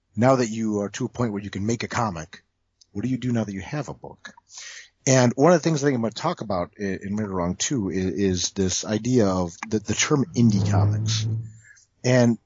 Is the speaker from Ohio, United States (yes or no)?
yes; Toledo, Ohio, United States; I grew up in Toledo. Which is about an hour south of Detroit.